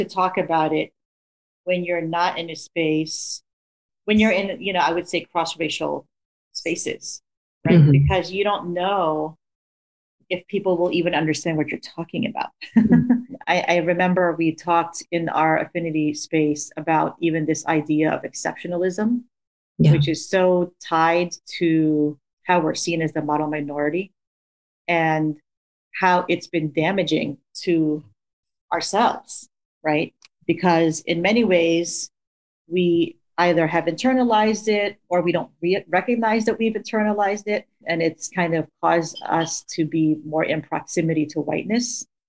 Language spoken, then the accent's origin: English; United States; which is something that I identify with being Filipino American, you know, because I did grow up with understanding this hierarchy around color.